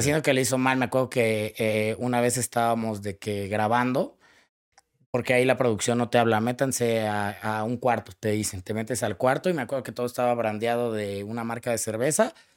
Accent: Cuautitlán Izcalli, State of Mexico, Mexico; Yo, yo soy de Iscali, que significa tu casa entre los árboles

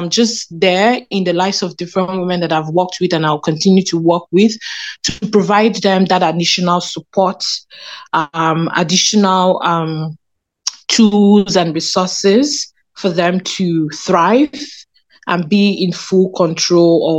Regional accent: Lagos, Nigeria; now in Canada; I was born in Lagos, Nigeria

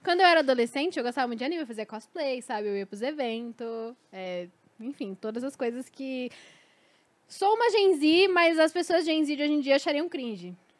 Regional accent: São Paulo, Brazil; como paulistana

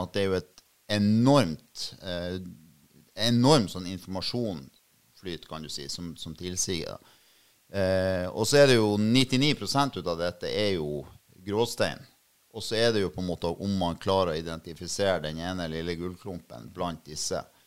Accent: Bodø, Nordland, Norway; also born or lived in Oslo; jeg er jo født og oppvokst på Innstranda, da, altså på, på, Bertnes.

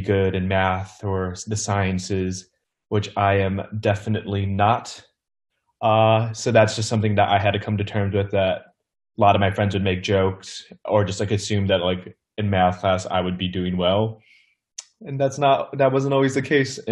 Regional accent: Lincolnwood, Illinois, United States; I'm from Lincolnwood, Illinois

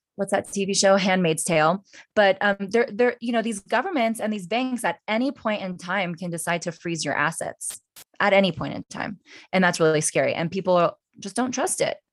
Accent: United States; I was born in the United States

